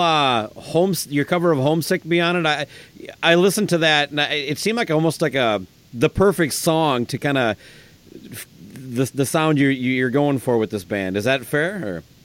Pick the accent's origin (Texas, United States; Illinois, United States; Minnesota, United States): Minnesota, United States; Owatonna; my hometown, Owatonna, Minnesota